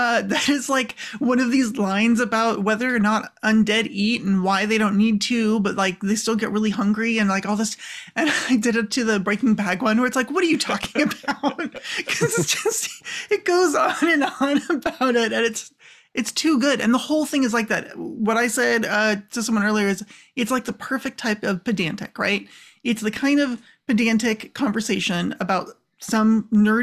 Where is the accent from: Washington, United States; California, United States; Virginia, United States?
California, United States; accent: Californian; I'm originally from California and I still speak like a Californian